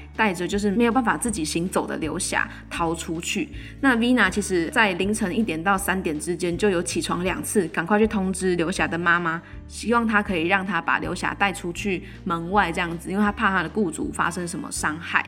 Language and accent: Chinese; Taiwan; 自己身为台湾人